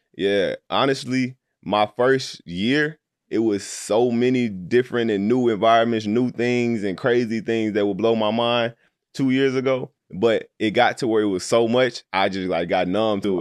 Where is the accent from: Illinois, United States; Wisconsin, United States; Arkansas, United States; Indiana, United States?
Arkansas, United States; Little Rock; I'm from Little Rock, Arkansas. Uh, so growing up, it was always me and my homeboys